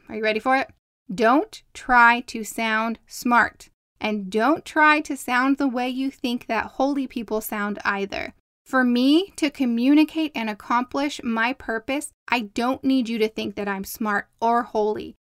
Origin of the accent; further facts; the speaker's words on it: Southern California, United States; accent: Southern California; I sound like I'm from Southern California